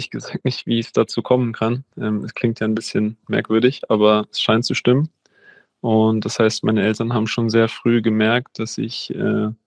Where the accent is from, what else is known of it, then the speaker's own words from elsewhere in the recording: Berlin, Germany; Also ich bin in Wannsee aufgewachsen, ähm, in Berlin, kleiner, kleiner Teil, ein bisschen außerhalb, nicht in der Stadt, ähm, wie sich das die meisten vorstellen.